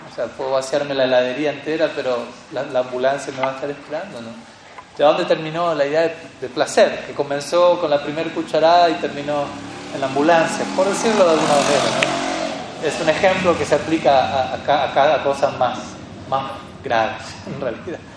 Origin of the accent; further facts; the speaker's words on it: Colombia; Yo soy, soy colombiano